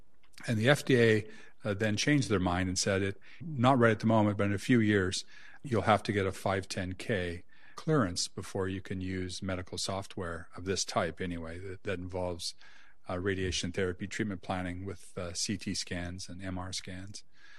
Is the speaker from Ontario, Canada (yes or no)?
no; Saskatchewan, Canada; So I'm Canadian. I grew up in Saskatchewan.